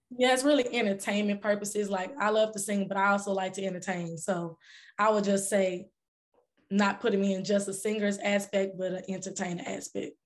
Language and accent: English; Dallas, Texas, United States; I'm from Dallas, Texas